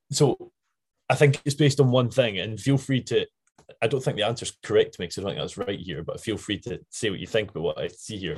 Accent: Scotland, United Kingdom; accent: Scottish; my Scottish accent

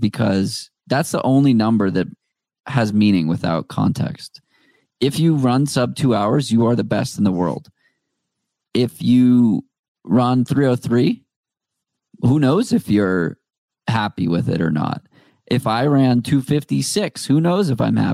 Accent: Needham, Massachusetts, United States; also born or lived in Boston; I grew up in Needham, which is the town next to Wellesley

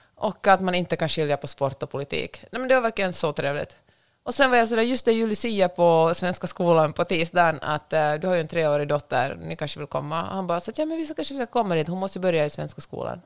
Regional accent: Finland; accent: Finland-Swedish; noll problem med min finlandssvenska

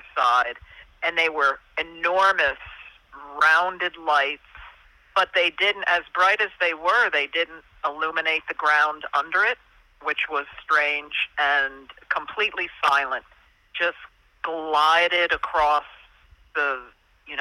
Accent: Hudson Valley, New York, United States; I grew up in the Hudson Valley

